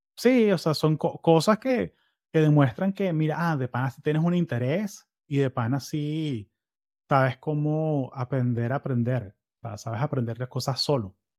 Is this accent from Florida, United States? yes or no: yes; Florida, United States; Yo soy de Florida